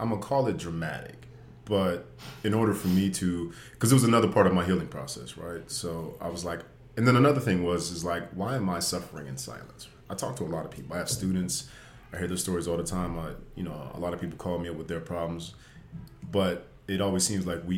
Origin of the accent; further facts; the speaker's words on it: Las Vegas, Nevada, United States; moved away as an adult; also born or lived in Washington State; now in Los Angeles, United States; I'm from Las Vegas originally.